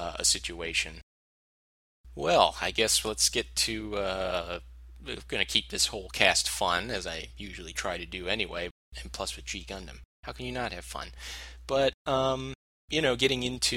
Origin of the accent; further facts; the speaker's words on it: United States; as a American viewer